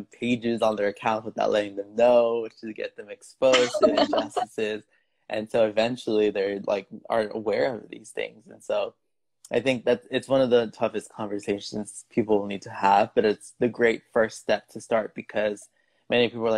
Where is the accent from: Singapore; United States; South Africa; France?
United States; my parents are from Mexico, and so growing up in the United States, we have that cultural barrier where they grew up in a different country than me growing up.